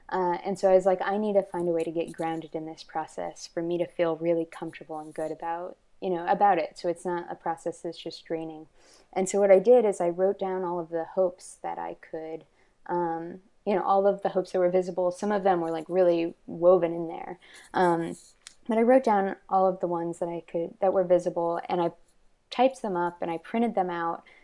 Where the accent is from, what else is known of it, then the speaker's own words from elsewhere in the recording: Texas, United States; I'm from yeah the South. I'm from Texas, and I've lived, um, I've lived, I moved a lot and lived in a lot of different places. Kind of growing up because of poverty